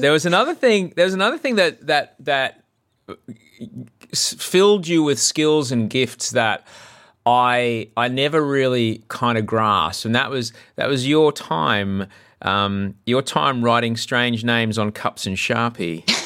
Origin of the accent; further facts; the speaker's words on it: Australia; growing up in Australia